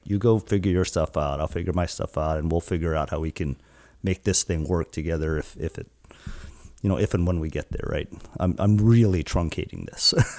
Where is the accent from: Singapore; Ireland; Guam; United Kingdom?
Guam; now in Seattle, United States; I'm from Guam, born and raised in Guam, an island that's about almost six thousand miles from here in the Seattle area